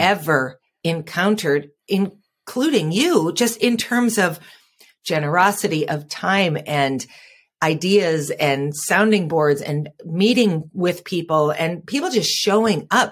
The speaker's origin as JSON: {"language": "English", "town": "Fargo", "region": "North Dakota", "country": "United States", "said": "I'm from Fargo, North Dakota"}